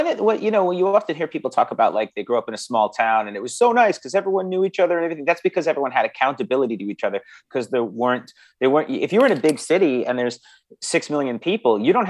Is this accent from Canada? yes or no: yes; Canada; accent: English; also born or lived in England; so I was born in England, and when I moved to Canada, I was 5 years old. So I was really young, and I had a very thick English accent.